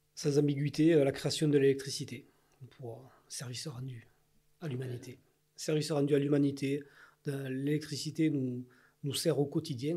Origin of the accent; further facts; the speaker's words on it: Ariège, Occitania, France; je suis ariégeois, je suis né en Ariège, j'ai fait toute ma vie en Ariège